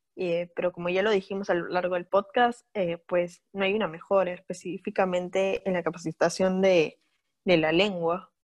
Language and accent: Spanish; Peru; nosotros estamos familiarizadas con esto como peruanas